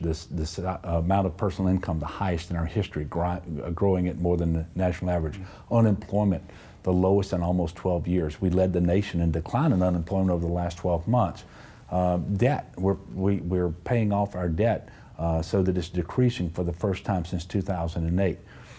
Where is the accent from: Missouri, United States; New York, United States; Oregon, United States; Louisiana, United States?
Louisiana, United States; Amite; Yeah, well, so I grew up in Amite in northern Tangipahoa Parish. My dad owned a dairy farm.